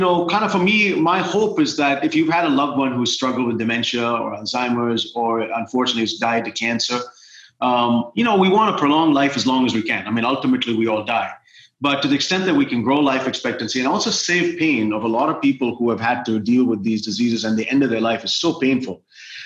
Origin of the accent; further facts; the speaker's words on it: India; now in United States; as an American, because that's who I'm a citizen of the United States now, but also as an Indian